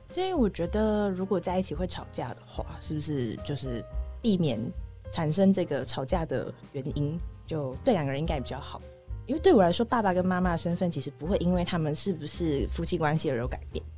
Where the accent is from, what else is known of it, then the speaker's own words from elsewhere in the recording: Taichung, Taiwan; also born or lived in Taipei / Hualien; 我在台北出生之后住过花莲，然后住过台中